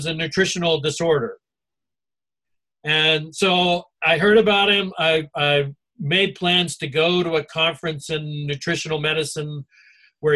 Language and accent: English; North Carolina, United States; also born or lived in Alabama; the area I came from in, you know, North Carolina, and then before that, Alabama